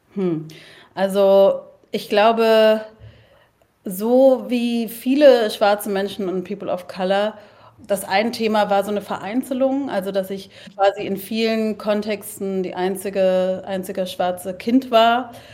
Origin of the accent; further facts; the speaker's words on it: Berlin, Germany; also born or lived in Leipzig; Ich bin Kreuzbergerin.